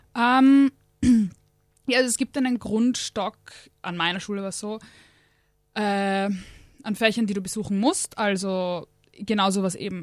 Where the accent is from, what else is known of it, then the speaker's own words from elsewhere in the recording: Austria; ich bin aus Österreich.